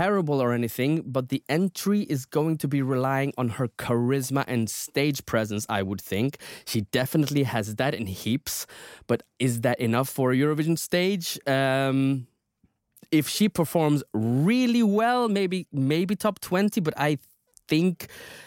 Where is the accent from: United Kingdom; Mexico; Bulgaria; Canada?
United Kingdom; England